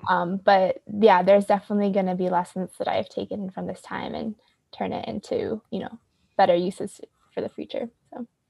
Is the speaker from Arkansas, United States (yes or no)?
no; Rochester, New York, United States; I'm currently, uh, on Seneca land, uh, in my hometown in Rochester